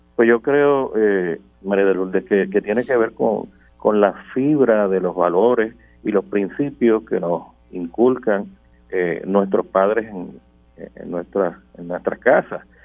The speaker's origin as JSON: {"language": "Spanish", "country": "Puerto Rico", "said": "para nosotros como pueblo puertorriqueño"}